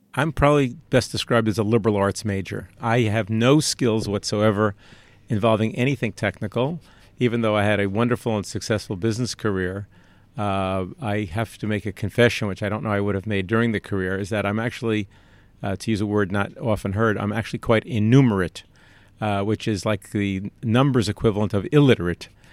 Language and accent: English; New York, United States; Growing up in New York